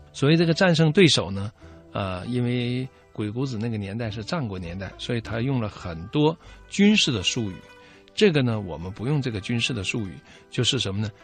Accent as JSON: {"language": "Chinese", "country": "China", "said": "联合国的真正创始人是我们中国人"}